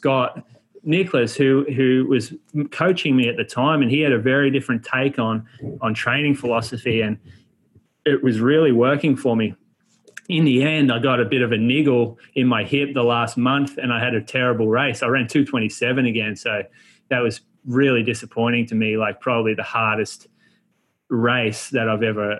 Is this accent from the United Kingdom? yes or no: no; Australia; also born or lived in Chico, California; being an Australian on campus in a college town